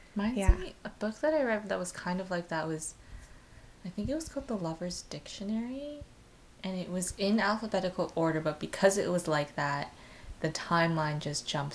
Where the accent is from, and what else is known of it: Vancouver, British Columbia, Canada; born or raised there